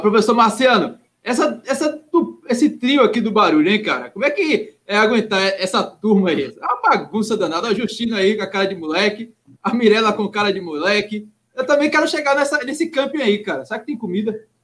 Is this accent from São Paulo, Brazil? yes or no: no; Minas Gerais, Brazil; now in Rio de Janeiro, Brazil; cruzeirense que sou, mineiro, sou mineiro